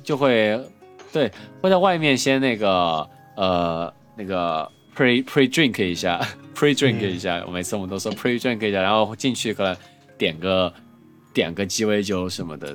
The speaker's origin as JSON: {"language": "Chinese", "town": "Chengdu", "region": "Sichuan", "country": "China", "said": "作为成都人，最多就是冷淡杯儿"}